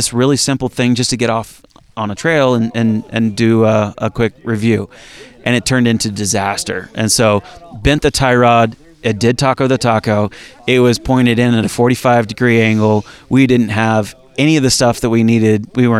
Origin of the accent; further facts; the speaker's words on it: Atlanta, Georgia, United States; now in San Diego, United States; Well, I grew up in the, I say Deep South. I grew up in the Atlanta area.